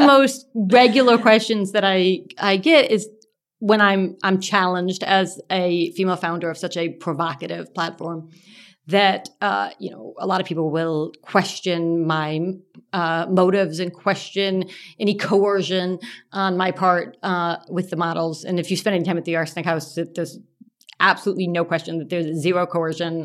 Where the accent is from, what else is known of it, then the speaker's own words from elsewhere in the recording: Texas, United States; I do remember being a young girl growing up in Texas